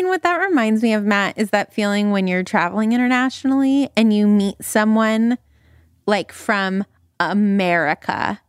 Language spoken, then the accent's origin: English; Calgary, Alberta, Canada; yes, Stan, you are from Texas and I am from Calgary and we are basically the same person.